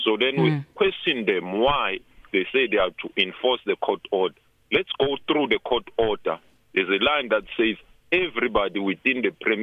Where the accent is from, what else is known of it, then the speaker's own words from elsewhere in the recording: South Africa; we as South African